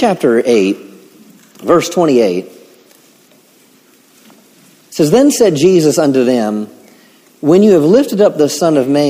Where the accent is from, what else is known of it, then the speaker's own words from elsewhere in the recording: Maryland, United States; moved away; I grew up in Maryland